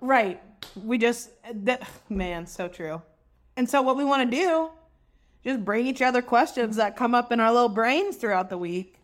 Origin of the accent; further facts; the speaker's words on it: the South, United States; We grew up in the South.